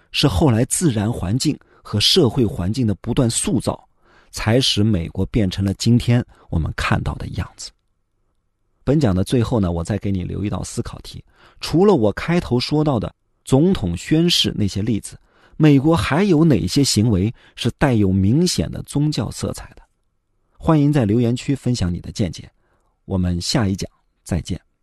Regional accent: China; 我们中国人

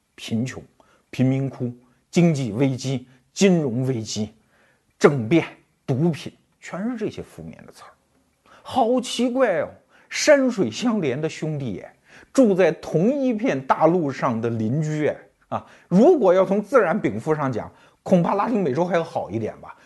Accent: China; 我们中国人

